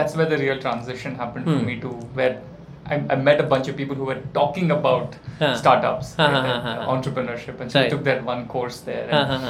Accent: Bangalore, Karnataka, India; also born or lived in United States; born and raised in Bangalore

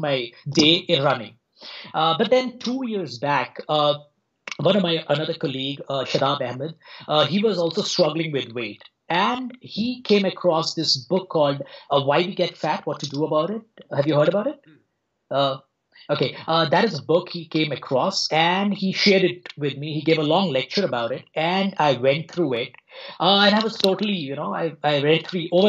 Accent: India; also born or lived in Mumbai, India; now in New Delhi, India; So I grew up in India. So I'm presently in New Delhi. I spent some time in Mumbai.

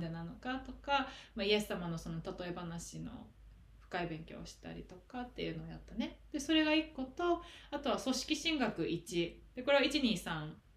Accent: Japan; moved away; 日本出身

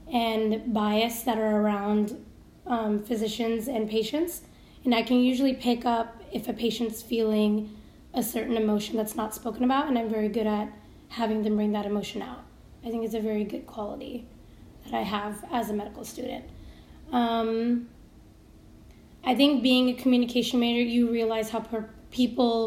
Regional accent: Seattle, Washington, United States; I'm a native to Seattle, born and raised here

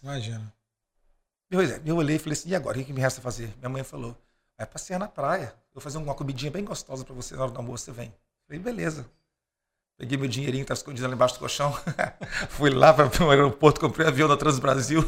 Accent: Vitória, Espírito Santo, Brazil; eu vim lá de Vitória, pobrinho

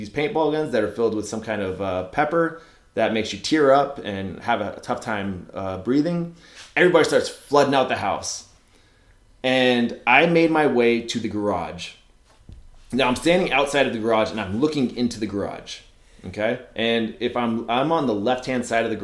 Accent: Ramona, California, United States; I grew up in Ramona, California

